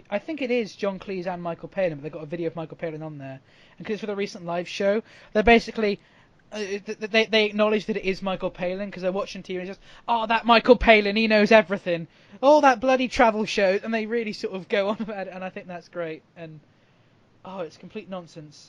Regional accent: United Kingdom; as a Brit

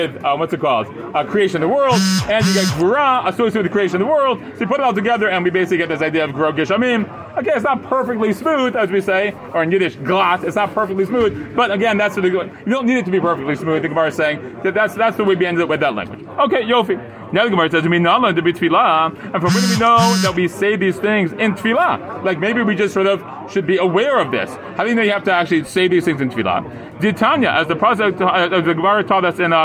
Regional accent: United States; now in Israel; when I grew up in America

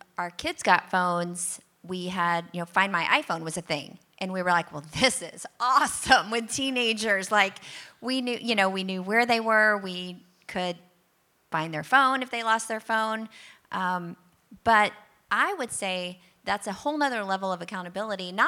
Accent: Texas, United States; moved away; I'm from Texas

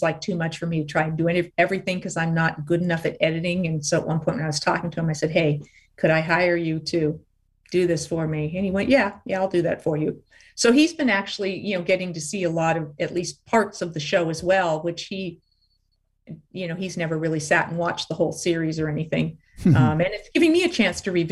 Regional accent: Los Angeles, California, United States; So she and my father ended up moving to LA just before I was born.

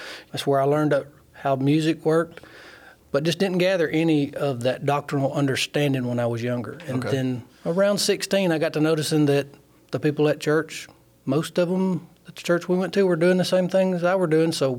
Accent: Sheffield, Alabama, United States; I grew up in Sheffield, obviously married to Tammy. … that go to church here.

